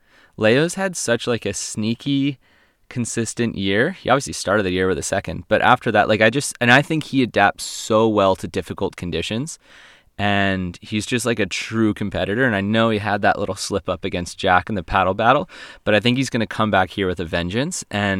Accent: Réunion; Her backhand, to me, growing up in Reunion, it's really strong.

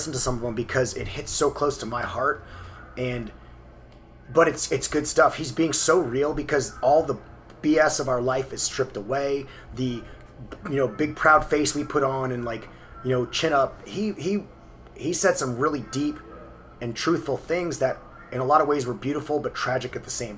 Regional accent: New Orleans, Louisiana, United States; I grew up in the New Orleans area

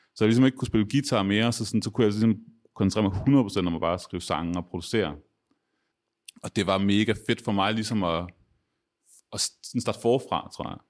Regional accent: Aarhus, Central Denmark Region, Denmark; jeg er også fra Aarhus

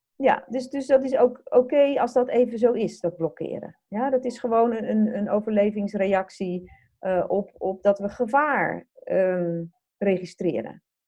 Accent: Netherlands; wij als Nederlanders

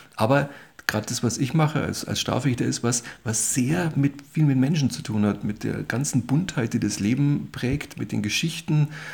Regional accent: Munich, Bavaria, Germany; Ich bin gebürtiger Münchner, mehr oder weniger um, aufgewachsen, im und, um und in und um München

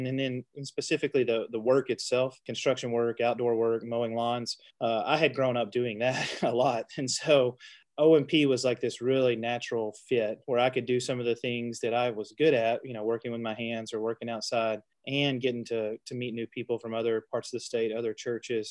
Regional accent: Cave City, Arkansas, United States; moved away as an adult; now in Paragould, United States; We grew up together in Cave City, which is not too far from Paragould, over near Batesville

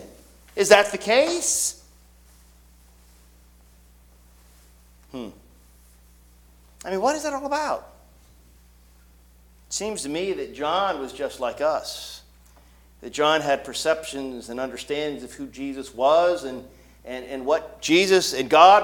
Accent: Canton, Ohio, United States; I grew up in Canton, Ohio

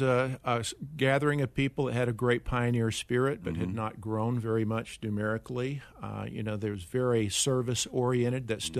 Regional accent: North Carolina, United States; I went to a small Christian liberal arts college, Bryan College, in mm-hmm. Dayton, Tennessee.

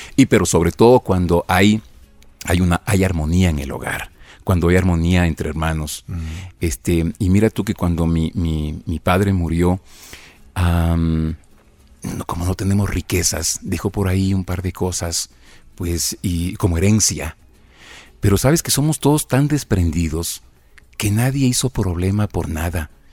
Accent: Conocoto, Pichincha, Ecuador; Yo, nací en Conocoto, en el Valle de los Chillos

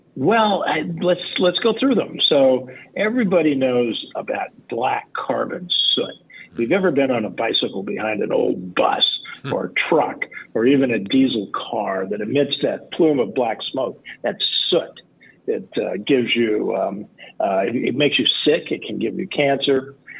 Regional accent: Los Angeles, California, United States; I grew up in Los Angeles

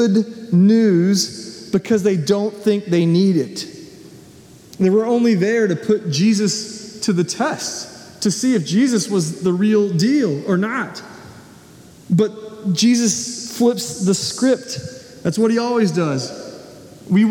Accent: Nashville, Tennessee, United States; moved away; being in Nashville where I grew up

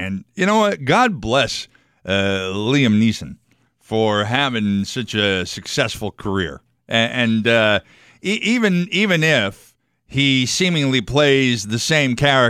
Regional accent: United States; I was born here.

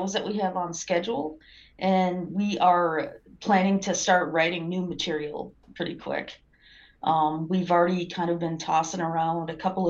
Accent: Minnesota, United States; I grew up in Minnesota

